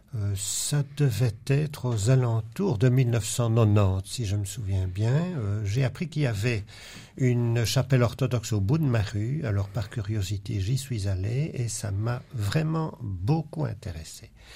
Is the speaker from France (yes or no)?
no; Belgium; also born or lived in Louvain-la-Neuve; dans notre pays